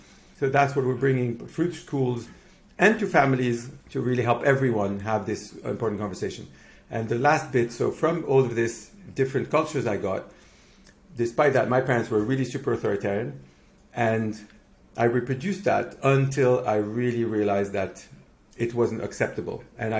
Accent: Mexico; now in United Kingdom; born in Mexico and raised in Mexico. So I'm Mexican Lebanese. I'm also Greek from my granddad, and I'm now British because I've been here for 20 years.

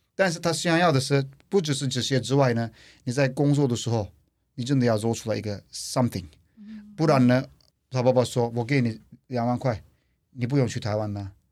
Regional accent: Turkey; Chinese is a second language; moved away as an adult; now in Taiwan; 来自土耳其

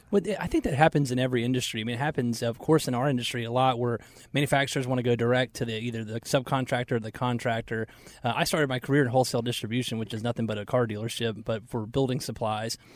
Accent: Marietta, Georgia, United States; now in Charlotte, United States; We grew up in Marietta, Georgia

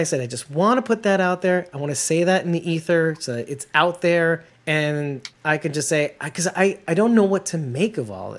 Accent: Northeastern United States, United States; accent: Northeastern; in my stupid Northeastern accent.

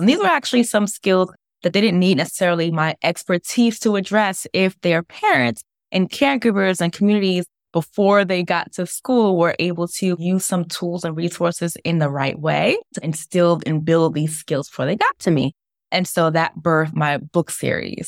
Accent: New York City, New York, United States; I'm from New York, grew up in Brooklyn and Staten Island

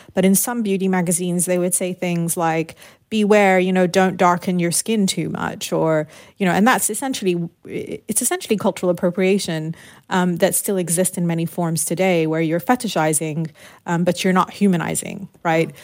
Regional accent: United Kingdom; growing up in the United Kingdom, my parents had moved there during the Lebanese Civil War.

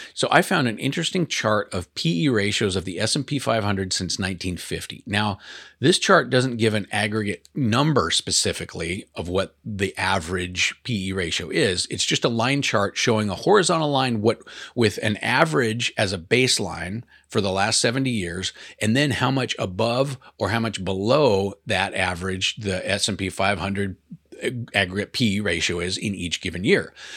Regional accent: Portland, Oregon, United States; I'm from Portland

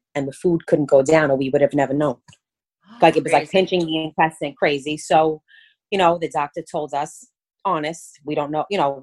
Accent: New York City, New York, United States; accent: Brooklyn; Born and raised in Brooklyn

